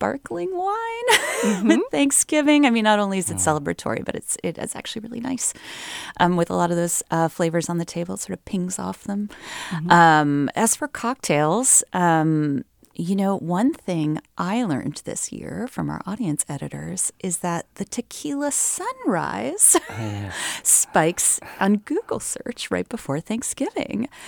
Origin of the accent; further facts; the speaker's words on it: Northeast, United States; I am from the Northeast